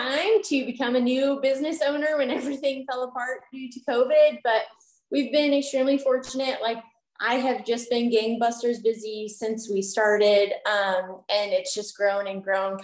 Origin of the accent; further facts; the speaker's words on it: Carthage, Missouri, United States; also born or lived in Kansas City, Missouri; I decided to move back to my hometown of Carthage and open my own practice down here